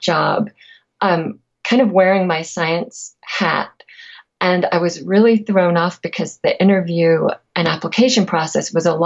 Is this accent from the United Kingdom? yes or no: yes; England, United Kingdom; I'm also from England, where people don't tend to talk freely about passion very much every day.